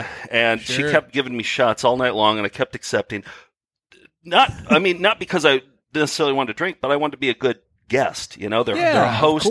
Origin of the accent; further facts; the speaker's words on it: Wisconsin, United States; We grew up in Wisconsin.